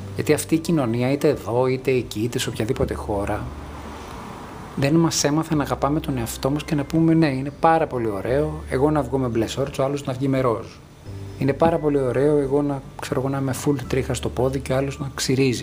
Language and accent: Greek; Greece; μεγαλώνοντας στην Ελλάδα του 1990